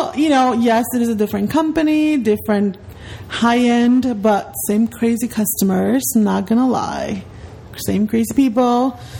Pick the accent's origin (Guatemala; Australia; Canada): Guatemala; now in Miami, United States; Well, I'm not from Puerto Rico, but I am from Guatemala. I was born and raised in Guatemala. I am actually 32 years old.